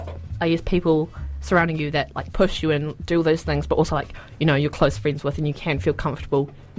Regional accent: Wellington, New Zealand; moved away; I'm originally from Wellington

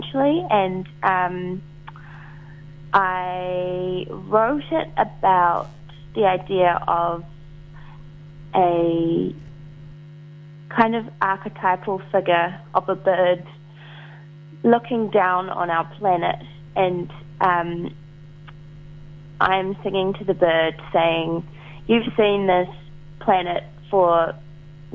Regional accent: Wellington, New Zealand; I'm in Wellington, my hometown

